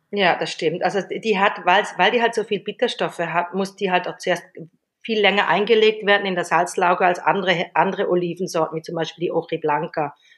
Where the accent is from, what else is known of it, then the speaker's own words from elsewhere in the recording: Switzerland; moved away as an adult; now in Mallorca, Spain; ich habe 18 Jahre in der Schweiz gelebt und und da bin ich aufgewachsen